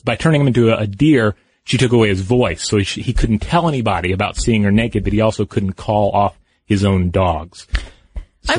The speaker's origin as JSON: {"language": "English", "region": "the American South", "country": "United States", "tie": "born or raised there", "said": "I grew up in the American South."}